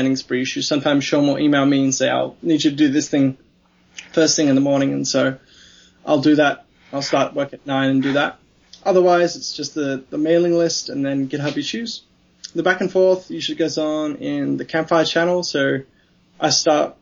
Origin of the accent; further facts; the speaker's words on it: Australia; also born or lived in Melbourne; as an Australian